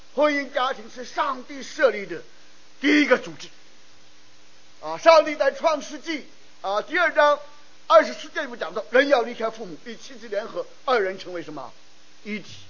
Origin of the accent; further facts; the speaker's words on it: China; now in United States; 尤其是我们中国人，家国天下，啊，尤其是我们中国的弟兄男人，我们愿意谈国家大事，我们愿意谈世界风云